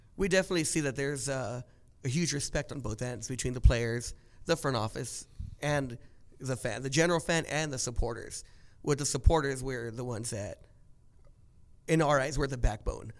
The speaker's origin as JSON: {"language": "English", "area": "Orange County", "region": "California", "country": "United States", "tie": "born or raised there", "said": "growing up in Orange County"}